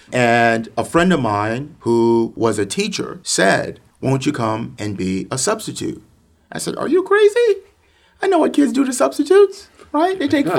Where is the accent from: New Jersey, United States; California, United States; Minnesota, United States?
New Jersey, United States; Princeton; What I found in my school experience in Princeton Regional Schools was the idea that because I learned differently, because I didn't fit into that mold that oftentimes a significant number of Princeton students fit into